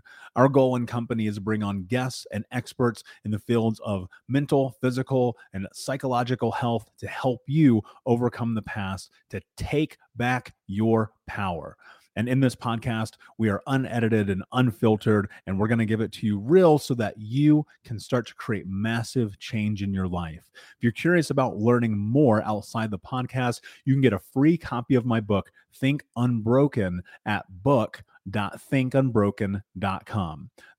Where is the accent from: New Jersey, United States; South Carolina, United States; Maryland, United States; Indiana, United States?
Indiana, United States; Indianapolis; So I grew up in Indianapolis.